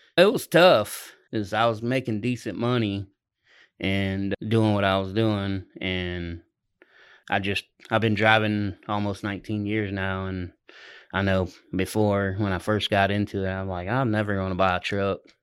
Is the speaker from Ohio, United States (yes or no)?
yes; Ohio, United States; moved away as an adult; now in Oklahoma, United States; I'm from, I'm originally from Ohio, but I've been in Oklahoma the last three and a half years.